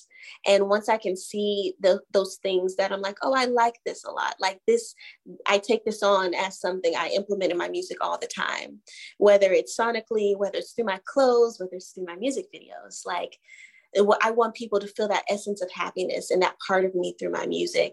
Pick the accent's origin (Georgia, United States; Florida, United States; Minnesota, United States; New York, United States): Georgia, United States; Atlanta; now in Los Angeles, United States; I'm from Atlanta